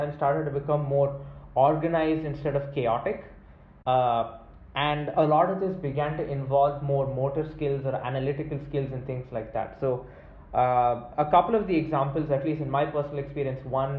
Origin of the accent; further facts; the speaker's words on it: India; children growing up in India